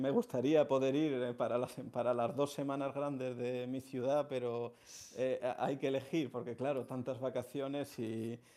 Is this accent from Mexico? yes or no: no; Seville, Andalusia, Spain; now in Madrid, Spain; la hermandad de Santa Cruz, en la calle Mateos Gago, que es mi barrio donde yo nací y desde la que soy hermano desde que nací, desde que nací soy hermano.